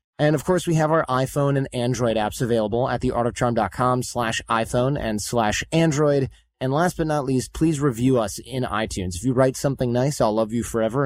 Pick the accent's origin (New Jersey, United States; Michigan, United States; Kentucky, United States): Michigan, United States; growing up in Michigan with blue collar parents